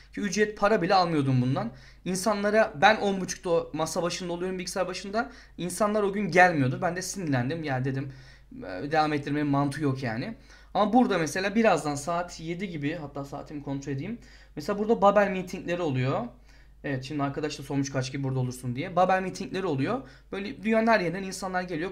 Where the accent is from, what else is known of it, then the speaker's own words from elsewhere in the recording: Turkey; moved away; biz Türk olarak